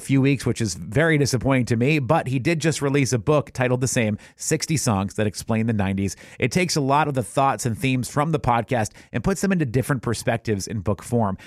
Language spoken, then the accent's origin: English; New Hampshire, United States; my own growing up in New Hampshire in the 90s